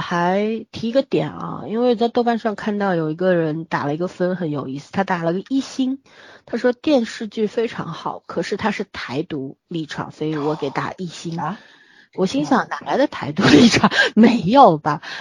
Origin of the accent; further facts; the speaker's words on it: Beijing, China; 小时候在北京长大，后来回来也是在市区里面待着，后来不得不到乡下待了一段时间的时候